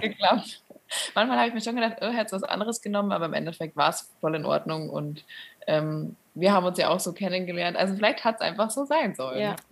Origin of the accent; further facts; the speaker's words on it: near Munich, Bavaria, Germany; Ich komme auch nicht direkt aus München, ähm, aber in der Nähe, näheren Umgebung.